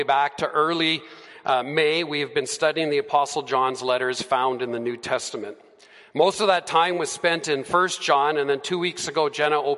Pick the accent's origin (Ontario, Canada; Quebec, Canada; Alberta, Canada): Alberta, Canada; Edmonton; also born or lived in Calgary; I was born and raised here in Edmonton, so that's my hometown